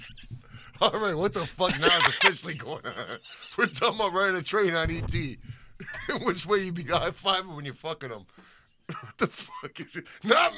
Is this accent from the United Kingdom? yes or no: yes; London, United Kingdom; …. I take it with me wherever I go.